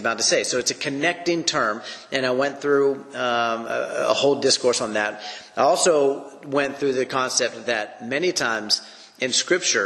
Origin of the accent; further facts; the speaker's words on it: United States; I'm an American